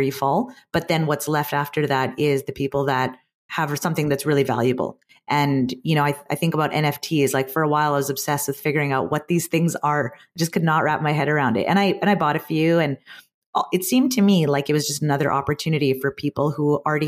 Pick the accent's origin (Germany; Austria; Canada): Canada; being Canadian